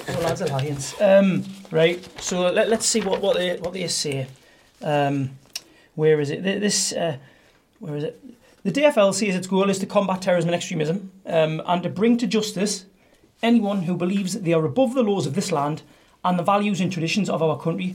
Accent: Newcastle upon Tyne, North East England, United Kingdom; I'm not proud of being a Geordie. I just am British. I just am a Geordie.

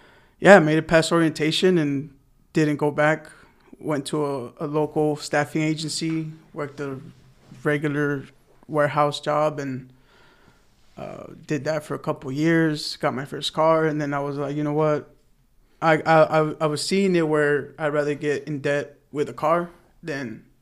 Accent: Los Angeles, California, United States; moved away as an adult; also born or lived in Alabama; I'm the oldest of four, born and raised in the San Fernando Valley.

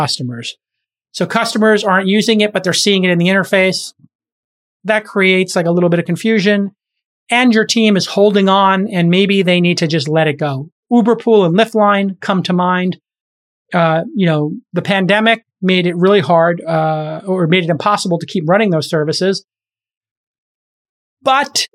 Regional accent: New York City, New York, United States; my hometown in Bay Ridge along 4th Avenue

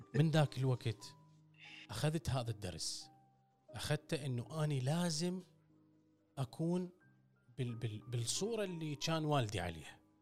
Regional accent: Iraq; أنا عراقي أسولف على العراقي

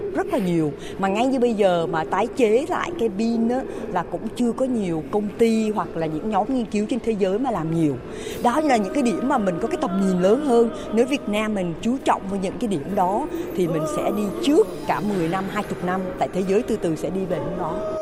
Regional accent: Vietnam; tôi cũng là người Việt Nam rồi sinh đẻ lớn lên ở đây rồi cũng từ một cái cái làng

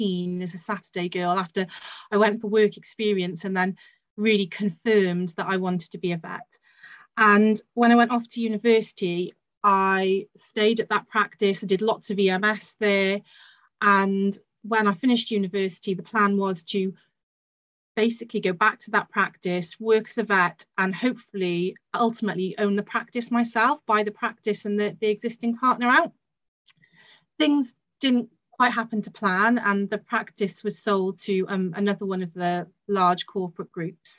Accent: Barry, Wales, United Kingdom; also born or lived in Bristol; I come from Barry Island, which is the home of Gavin and Stacey.

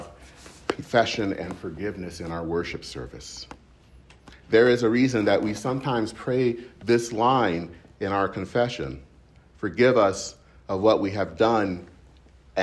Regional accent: southeastern Michigan, United States; All around southeastern Michigan, where I'm from

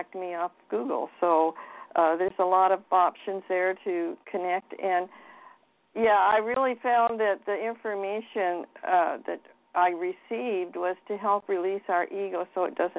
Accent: Seattle, Washington, United States; I was raised in Seattle, Washington. I've always lived in the Pacific Coast area

